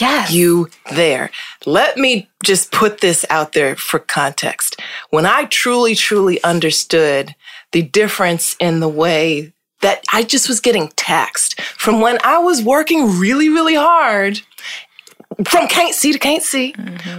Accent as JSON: {"language": "English", "town": "Hartford", "region": "Connecticut", "country": "United States", "tie": "born or raised there", "said": "I was born and raised in Hartford, Connecticut"}